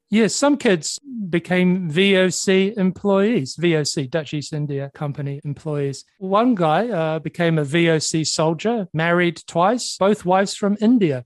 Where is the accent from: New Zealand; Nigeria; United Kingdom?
New Zealand; moved away; my home country of New Zealand